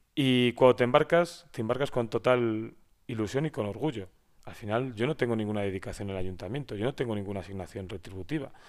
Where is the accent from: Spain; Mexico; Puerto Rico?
Spain; Valladolid, Castile and León; also born or lived in Madrid; now in San Esteban de Gormaz, Spain; yo no soy de San Esteban, mi mujer es de San Esteban, yo soy de Valladolid